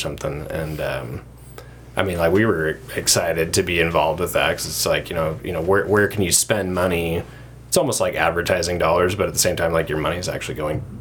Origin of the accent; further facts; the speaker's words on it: United States; I'm also born and raised in the Valley here